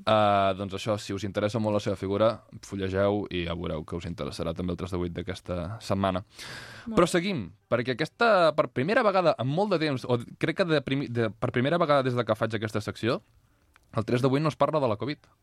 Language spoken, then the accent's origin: Catalan; Catalonia, Spain; com a català